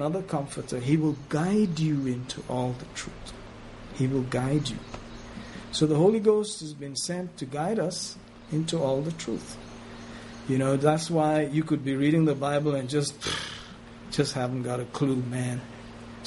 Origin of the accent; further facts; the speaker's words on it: Ethiopia; I was born in Ethiopia